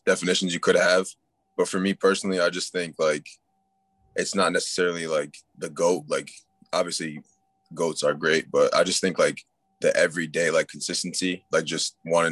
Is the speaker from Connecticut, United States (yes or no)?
yes; Connecticut, United States; moved away as an adult; now in North Carolina, United States; I'm from like New England. I'm from Connecticut, and my school is in North Carolina